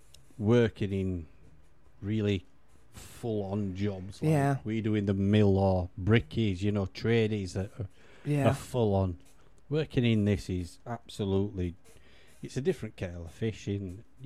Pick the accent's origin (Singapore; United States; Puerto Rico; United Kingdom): United Kingdom; Yorkshire and the Humber; We've got thick skin, we're from Yorkshire